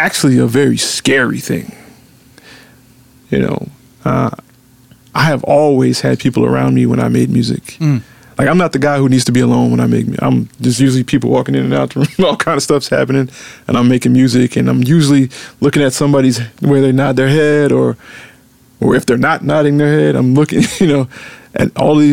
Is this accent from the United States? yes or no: yes; Memphis, Tennessee, United States; I'm from Memphis